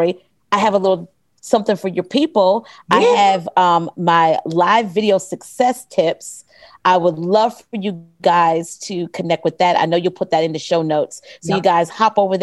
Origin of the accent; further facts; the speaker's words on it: the South, United States; I'm a Southerner